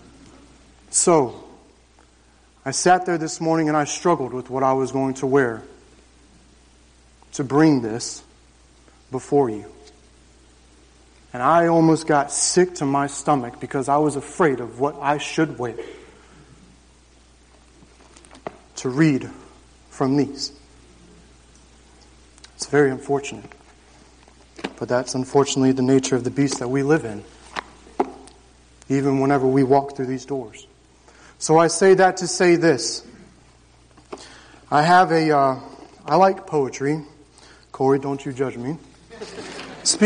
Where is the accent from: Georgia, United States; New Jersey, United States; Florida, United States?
Florida, United States; Jacksonville; I grew up on 2 acres in the suburbs of Jacksonville